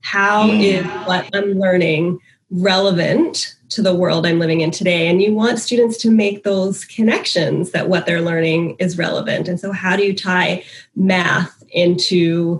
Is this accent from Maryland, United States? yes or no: yes; Silver Spring, Maryland, United States; I'm from Silver Spring, Maryland. I grew up here since I was five, and I was in Montgomery County Public Schools from kindergarten through ninth grade.